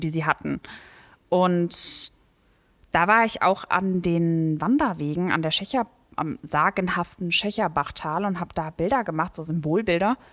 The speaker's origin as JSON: {"language": "German", "area": "Leusel", "region": "Hesse", "country": "Germany", "said": "Ich komme aus Leusel"}